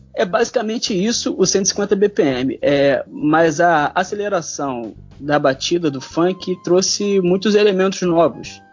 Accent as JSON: {"language": "Portuguese", "region": "Rio de Janeiro", "country": "Brazil", "said": "sou carioca"}